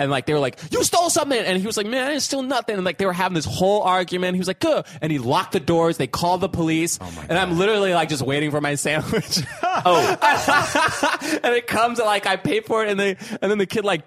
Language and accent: English; New York, United States; I grew up in New York partly